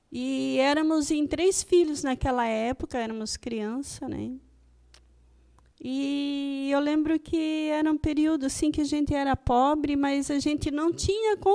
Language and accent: Portuguese; Monte Castelo, Santa Catarina, Brazil; born there; Eu nasci em Monte Castelo, não da Itália, Monte Castelo aqui em Santa Catarina, né?